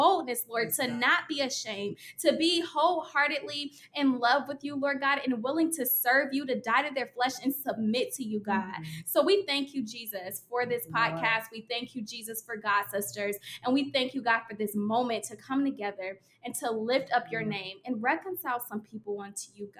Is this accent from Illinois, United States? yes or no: yes; Oak Park, Illinois, United States; I am from the Chicago area as well. I'm from Oak Park, Illinois